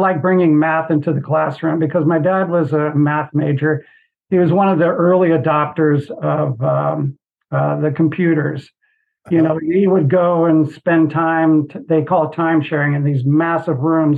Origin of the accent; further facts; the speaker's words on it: Northern Virginia, United States; moved away; I grew up in Northern Virginia, and I literally grew up 10 miles from the White House